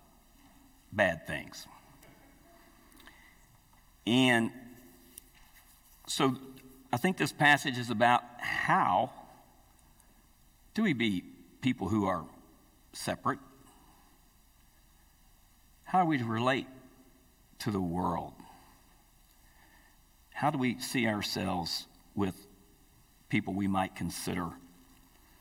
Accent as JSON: {"language": "English", "region": "Appalachia", "country": "United States", "tie": "born or raised there", "said": "I grew up in Appalachia"}